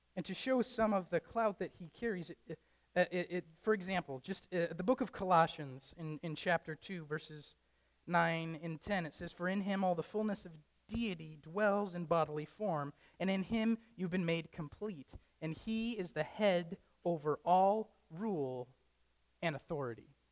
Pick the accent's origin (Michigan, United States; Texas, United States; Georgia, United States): Michigan, United States; Traverse City; moved away as an adult; now in Wisconsin, United States; I don't want to move away from my hometown. I don't want to move away from Traverse City